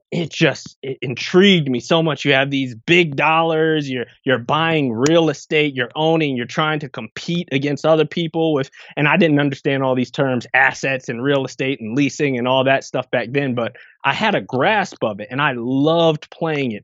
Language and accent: English; Irvington, New Jersey, United States; also born or lived in England / Piscataway, New Jersey; I spent probably the, the growing up years in Irvington, New Jersey, which is right outside of Newark.